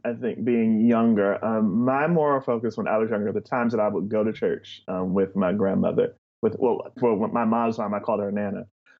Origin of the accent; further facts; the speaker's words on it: Asbury Park, New Jersey, United States; also born or lived in North Carolina / Montana; I grew up in Asbury Park, New Jersey. My parents are from there.